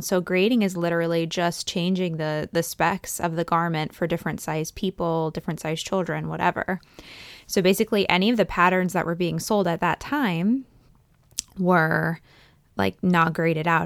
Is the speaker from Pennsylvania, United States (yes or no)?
yes; east central Pennsylvania, United States; I grew up in between those two places. So I always say kind of like east central